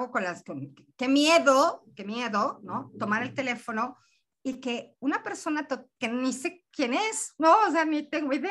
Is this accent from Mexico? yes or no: yes; Mexico; El, el, acento que tengo, que déjame decirte que soy mexicana, este acento raro que tengo